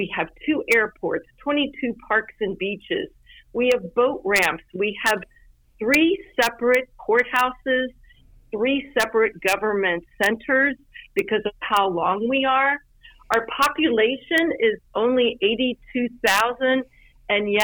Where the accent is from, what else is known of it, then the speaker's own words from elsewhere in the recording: Louisville, Kentucky, United States; moved away as an adult; also born or lived in Cincinnati, Ohio; now in Florida Keys, United States; I'm originally from Louisville, Kentucky, and I moved the wrong way